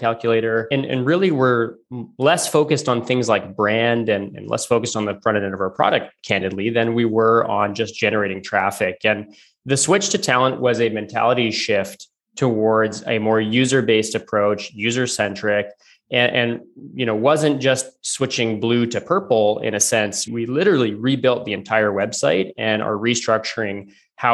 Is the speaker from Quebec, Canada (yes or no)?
no; Calgary, Alberta, Canada; moved away; So I'm originally from Calgary, so from out west of Canada